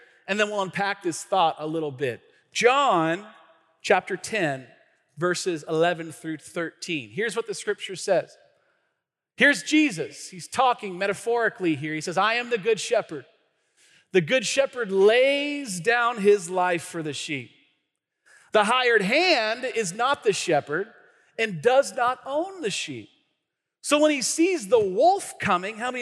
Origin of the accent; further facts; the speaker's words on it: Tacoma, Washington, United States; I grew up in the city part of Pierce County, like Hilltop, right? Like North End